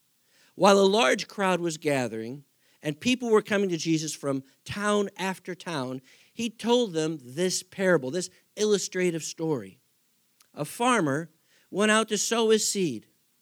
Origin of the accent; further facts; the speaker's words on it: Texas, United States; born there; When I grew up out west for the most part. I was born in West Texas.